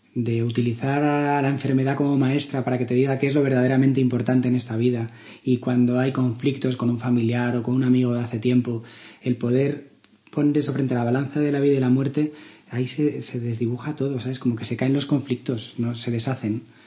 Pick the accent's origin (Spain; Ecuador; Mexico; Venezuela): Spain; Málaga, Andalusia; moved away; Yo vengo de Málaga, que es allí donde me formé como médico